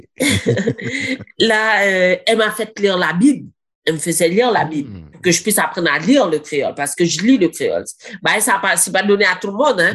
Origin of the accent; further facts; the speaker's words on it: Granby, Quebec, Canada; Je suis née ici à Grambay